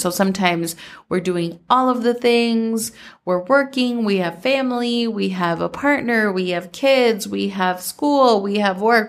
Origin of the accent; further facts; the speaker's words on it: Minnesota, United States; growing up in Minnesota